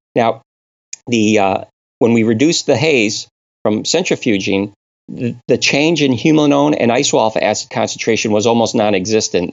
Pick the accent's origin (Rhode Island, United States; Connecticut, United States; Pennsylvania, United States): Connecticut, United States; moved away; I'm originally from New England. I was born and raised in Connecticut.